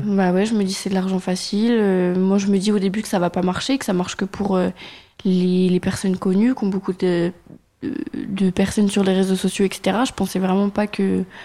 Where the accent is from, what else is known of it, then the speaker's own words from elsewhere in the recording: Auxerre, Bourgogne-Franche-Comté, France; J'ai grandi euh, vers Paris, sur Auxerre, dans le 89 000